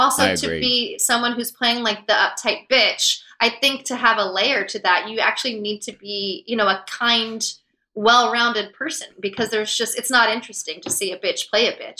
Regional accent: the South, United States; especially growing up in the South when you are a little more concerned with the way, you know, you look to other people. And as a woman, I think in the South also

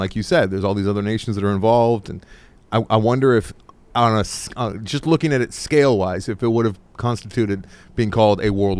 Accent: United States; I'm American.

